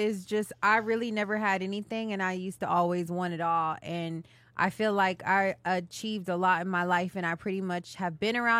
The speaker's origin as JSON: {"language": "English", "town": "Dallas", "region": "Texas", "country": "United States", "said": "I'm from Dallas, Texas."}